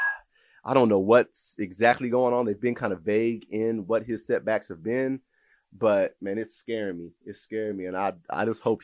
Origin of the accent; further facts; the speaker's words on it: Oklahoma City, Oklahoma, United States; I grew up around Douglas High School.